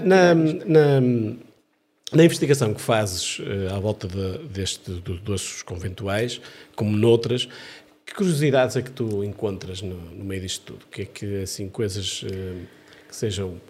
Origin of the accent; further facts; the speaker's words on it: Amarante, Norte, Portugal; da minha terra natal, de Amarante